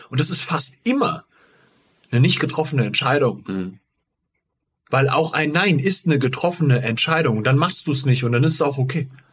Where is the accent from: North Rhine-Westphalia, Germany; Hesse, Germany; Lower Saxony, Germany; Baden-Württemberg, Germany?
Hesse, Germany; Giessen; ich bin in Gießen aufgewachsen